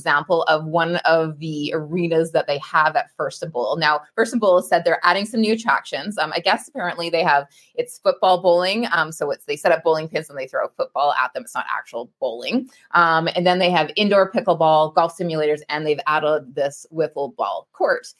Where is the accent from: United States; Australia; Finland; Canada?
Canada; me being Canadian